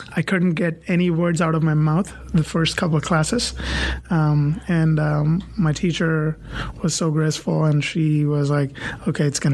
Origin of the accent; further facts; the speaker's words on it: India; moved away as an adult; also born or lived in Michigan / Raleigh / Cary; now in Chapel Hill, United States; I was born in a generation in India where everybody wanted to become a doctor or an engineer